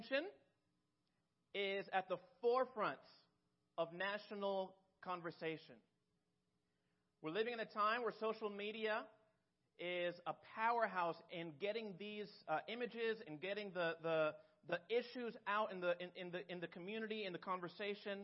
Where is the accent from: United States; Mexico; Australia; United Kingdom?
Mexico; moved away; I grew up in Mexico